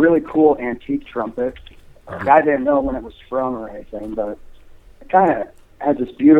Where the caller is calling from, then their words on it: Ringwood, New Jersey, United States; I'm calling from Ringwood, New Jersey.